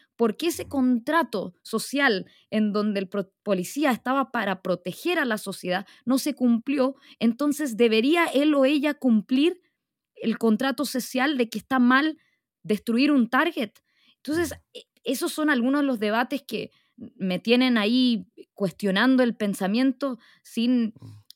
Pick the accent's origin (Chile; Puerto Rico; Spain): Chile; Arica, Arica y Parinacota; yo nací en Chile, yo nací en Arica